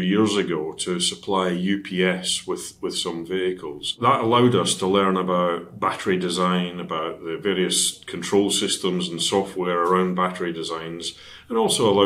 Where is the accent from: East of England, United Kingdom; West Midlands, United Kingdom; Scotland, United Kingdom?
Scotland, United Kingdom; Dundee; now in Cheshire, United Kingdom; my hometown team is Dundee United